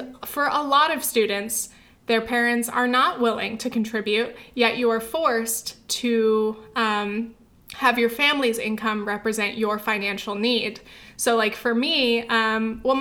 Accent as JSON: {"language": "English", "area": "Orange County", "region": "California", "country": "United States", "tie": "born or raised there", "also_born_or_lived": "New Orleans / France / England / New York", "moved": "as an adult", "said": "my hometown is nice. I wish I could go back and visit. It's just not like a very like college-y place. It's not like super great for like young adults. There's not a lot to do. It's mostly just families, suburbs, Orange County"}